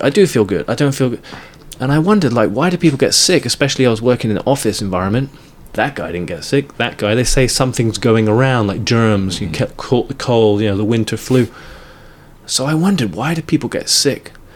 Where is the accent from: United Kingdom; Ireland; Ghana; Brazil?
United Kingdom; England; the sort of earliest memory I remember is growing up in England